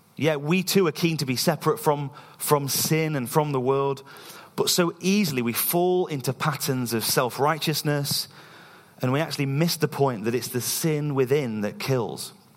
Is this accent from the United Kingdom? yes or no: yes; East Midlands, United Kingdom; moved away as an adult; now in Scotland, United Kingdom; we're from the East Midlands in England, and we've been living in Scotland for about two years